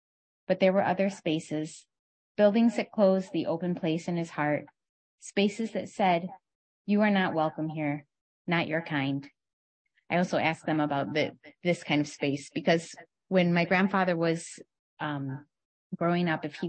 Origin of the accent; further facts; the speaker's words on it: Michigan, United States; growing up in Michigan at that time in the 1980s